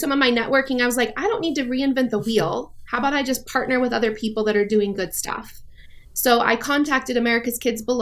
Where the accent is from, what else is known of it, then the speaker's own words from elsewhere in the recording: Longmont, Colorado, United States; also born or lived in Kosovo / Afghanistan; Grew up in Longmont